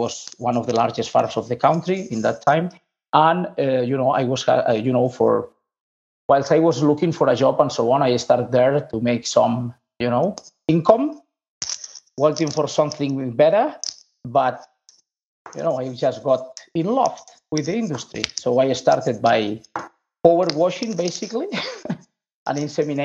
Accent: Lleida, Catalonia, Spain; also born or lived in Estopiñán; I was born in Lleida, which is in the center of the main pig production area in Spain

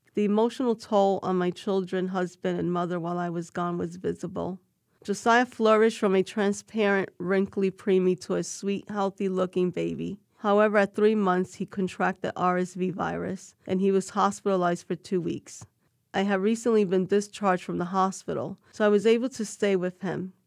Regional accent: New York City, New York, United States; I was born and raised in New York City

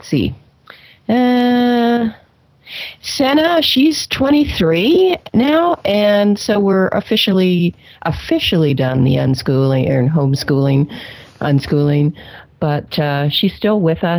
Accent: Victoria, British Columbia, Canada; moved away as an adult; now in Washington State, United States; we're Canadians. I was born in Victoria.

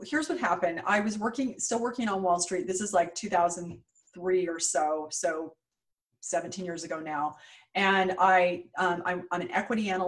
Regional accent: West Coast, United States; now in New York, United States; Super scary to me because I grew up on the West Coast.

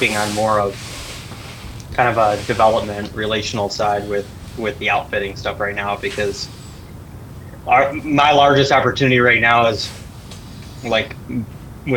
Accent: Michigan, United States; moved away as an adult; also born or lived in Colorado; I grew up in Michigan. I moved to Colorado

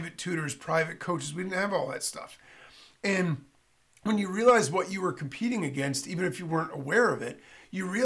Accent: northern Connecticut, United States; I grew up in Connecticut. And Connecticut's a funny state because I grew up in the northern part of the state.

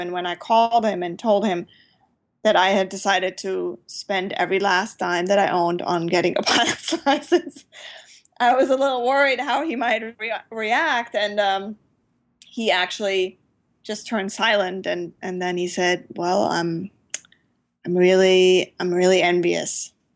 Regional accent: Germany; moved away; I grew up in Germany where we don't really have much of general aviation

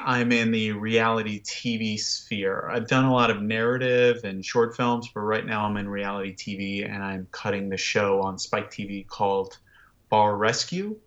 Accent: Washington, District of Columbia, United States; I grew up in Washington, D C, and I grew up in the nineties

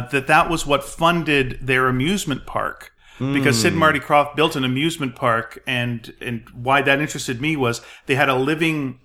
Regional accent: Montreal, Quebec, Canada; I grew up in Montreal

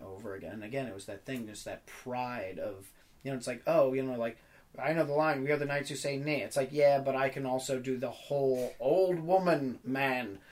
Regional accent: New York City, New York, United States; I grew up in New York City

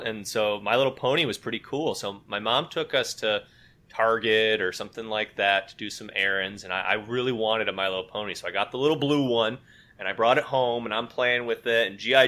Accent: West Michigan, United States; now in Maryland, United States; I am also from West Michigan. Uh, I now live in Maryland, just outside of Washington, D.C.

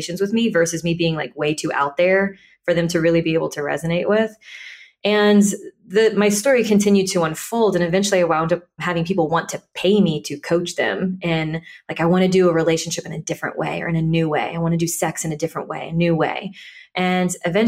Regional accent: Deep South Louisiana, United States; I grew up in Deep South Louisiana

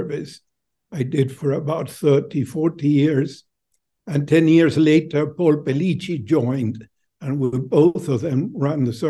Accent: Buenos Aires, Argentina; moved away as an adult; now in United States; I'm originally from Buenos Aires, Argentina

